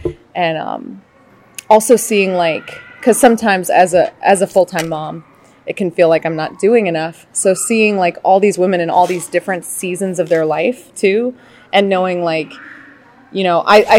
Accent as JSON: {"language": "English", "town": "New Orleans", "region": "Louisiana", "country": "United States", "said": "I'm from New Orleans, Louisiana."}